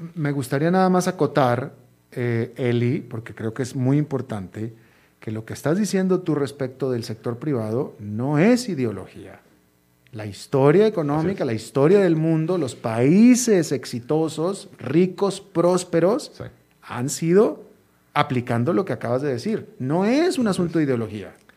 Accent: Monterrey, Nuevo León, Mexico; mi ciudad natal, Monterrey

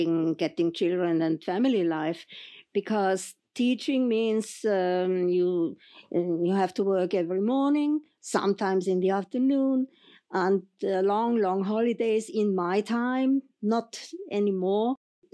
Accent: Vienna, Austria; English is a second language; moved away as an adult; now in South Tyrol, Italy; I am from Vienna

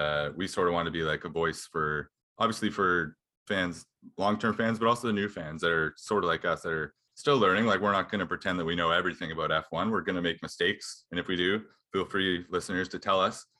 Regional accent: Canada; as Canadian

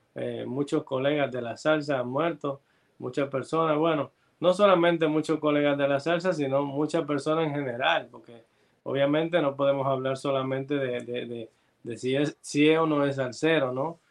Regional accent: Santo Domingo, Dominican Republic; de República Dominicana. Eh, nacimos en República Dominicana

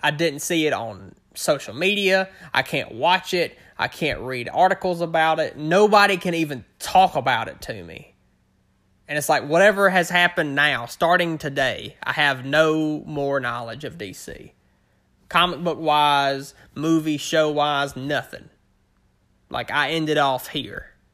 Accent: Northern Louisiana, United States; born and raised in the South. I'm in, in, uh, Northern Louisiana is where I'm from.

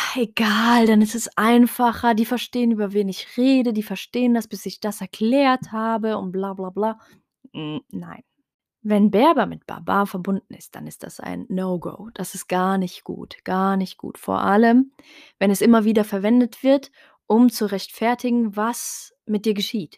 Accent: Heidelberg, Baden-Württemberg, Germany; first language Tarifit; Ich bin ursprünglich in Heidelberg geboren, aber habe meine Wurzeln in Marokko, in Nador. Ähm, bin aber hier aufgewachsen, hier geboren

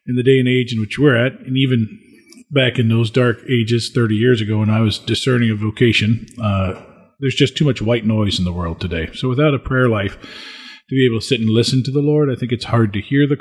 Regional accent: Springfield, Illinois, United States; I served the 6:20 a.m. Mass at the parish I grew up in Springfield, Illinois.

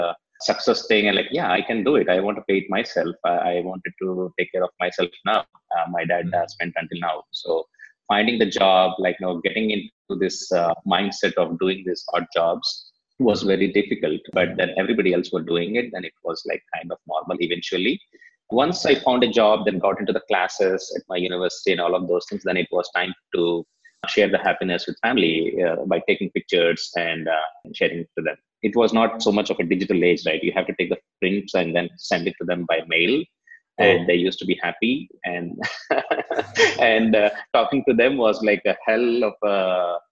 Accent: India; also born or lived in United States; I did my schooling here in India and then my bachelor's in India

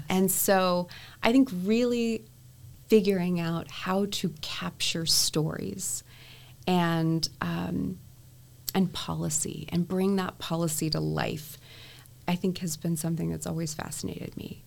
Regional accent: Texas, United States; I was able to obviously meet my hometown congressman, yes. um, and it was Congressman Chet Edwards

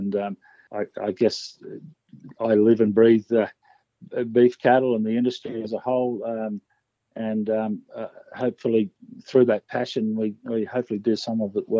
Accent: Esk, Queensland, Australia; originated in the Brisbane Valley. I was born in Esk, and … had property at Bryden initially, which was resumed by the Wivenhoe Dam about 1974.

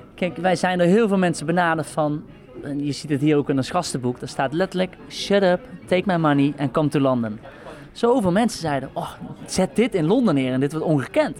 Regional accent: the south of the Netherlands, Netherlands; now in Amsterdam, Netherlands; waar ik vandaan kom in het zuiden

